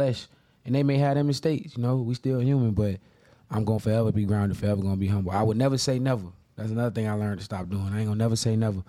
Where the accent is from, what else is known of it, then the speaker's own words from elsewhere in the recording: Jacksonville, Florida, United States; That's how my upbringing was, especially in Jacksonville.